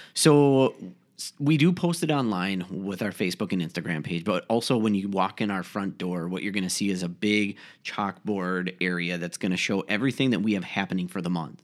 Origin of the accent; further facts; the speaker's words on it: Faribault, Minnesota, United States; moved away as an adult; now in Rochester, United States; Originally, I'm actually from Faribault, Minnesota